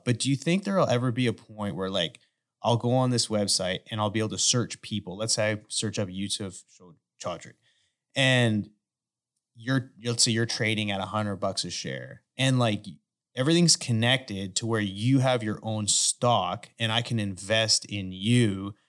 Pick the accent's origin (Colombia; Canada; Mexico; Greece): Canada; now in United States; I grew up in Canada